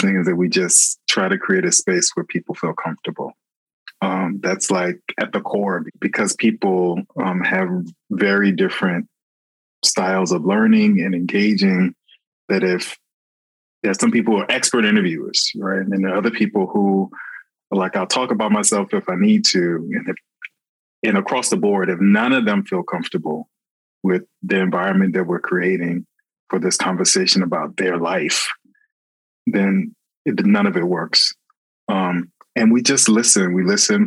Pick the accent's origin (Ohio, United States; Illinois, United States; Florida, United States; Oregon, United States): Florida, United States; Hollywood; I grew up in Florida. I grew up in Hollywood, Florida